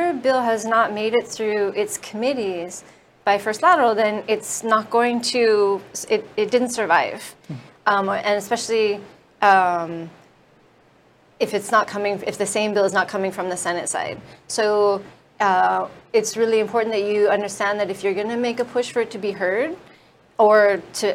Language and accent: English; California, United States; moved away; I come from California